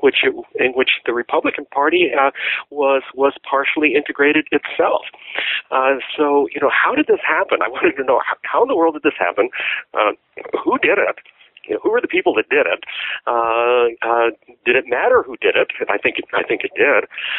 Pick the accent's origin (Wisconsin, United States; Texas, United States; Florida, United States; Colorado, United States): Texas, United States; I was growing up in Texas in the 1950s and 60s, and I saw many of the changes that I talk about in my book take place before my very eyes.